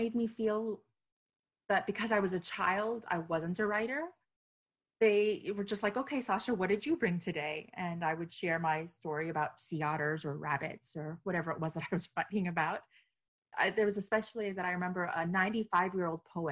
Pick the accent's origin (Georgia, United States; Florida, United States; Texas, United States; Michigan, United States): Florida, United States; Miami; I was born and raised in Miami to a Chilean mother and an Iranian father